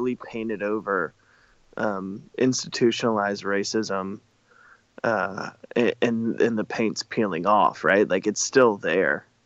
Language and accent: English; the South, United States; growing up in the South, I had to work really